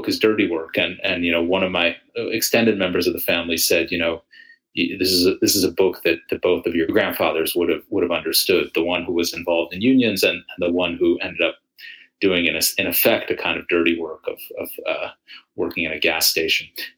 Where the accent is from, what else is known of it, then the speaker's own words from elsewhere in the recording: Buffalo, New York, United States; also born or lived in Israel; I was born in Israel, but my family moved to Buffalo, New York, when I was 3 years old in the 1970s.